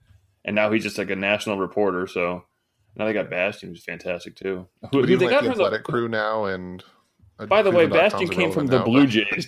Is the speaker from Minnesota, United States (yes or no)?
no; Connecticut, United States; I grew up in Connecticut, all right?